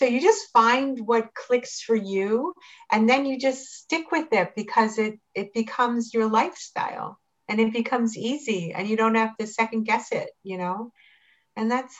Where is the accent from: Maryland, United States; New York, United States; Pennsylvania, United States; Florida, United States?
Maryland, United States; Pikesville; moved away as an adult; also born or lived in Tel Aviv, Israel / Jerusalem, Israel / Reisterstown, Maryland; I grew up in Pikesville and then I went and I lived in Israel for a long time